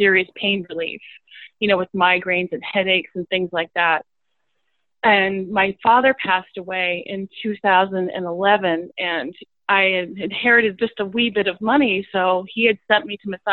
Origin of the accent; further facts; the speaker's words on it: New Jersey, United States; moved away; also born or lived in New York City; I grew up in New Jersey, and I moved to New York City